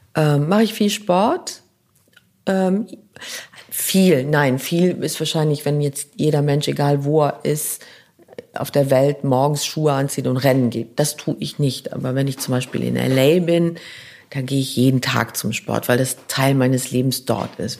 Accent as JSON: {"language": "German", "country": "Luxembourg", "tie": "born or raised there", "also_born_or_lived": "New York, United States", "first_language": "Luxembourgish", "second_language": "German", "moved": "yes", "said": "Ich würde jetzt Luxemburgisch als meine Muttersprache nehmen, die aus dem Bauch kommt. Luxemburgisch ist, da komme ich her, die kommt aus dem Bauch, die Sprache. Meine Kindheit, meine Schulzeit."}